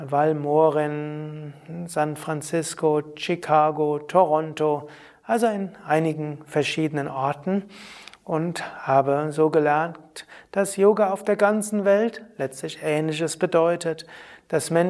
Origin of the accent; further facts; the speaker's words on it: Rhineland-Palatinate, Germany; born there; Ich äh, bin ja geboren in Deutschland, in Rheinhessen, habe schon als Kind spirituelle Erfahrungen und Sehnsucht gehabt